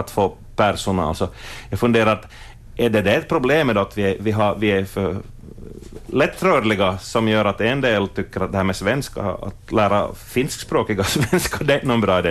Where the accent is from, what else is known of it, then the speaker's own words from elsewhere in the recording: Ostrobothnia, Finland; vi är österbottningar